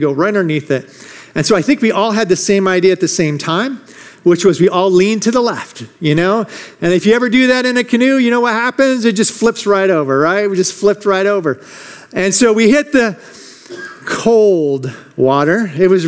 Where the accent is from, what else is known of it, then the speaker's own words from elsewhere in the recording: Michigan, United States; I grew up in Michigan